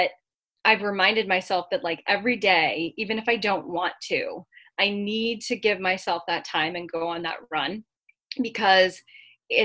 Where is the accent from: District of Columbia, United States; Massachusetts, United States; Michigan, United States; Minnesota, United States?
Massachusetts, United States; my home state of Massachusetts